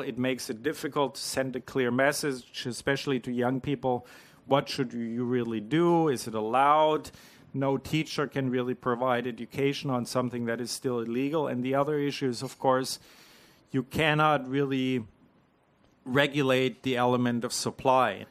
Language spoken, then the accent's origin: English; Canada; moved away as an adult; now in New Zealand; I'm not a Kiwi. I'm an import from Canada. I've been here for less than a year